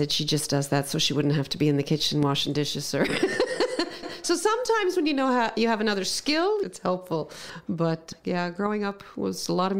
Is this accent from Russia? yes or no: no; Cape Breton Island, Nova Scotia, Canada; born or raised there